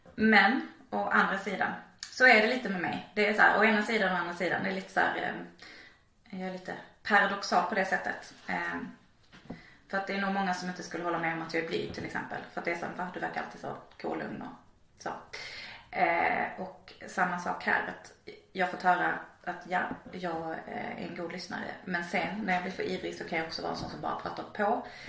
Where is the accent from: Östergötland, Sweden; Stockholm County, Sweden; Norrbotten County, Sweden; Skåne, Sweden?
Skåne, Sweden; Malmö; jag är uppvuxen i Slottstaden och då är det liksom där vid Rönneholmsparken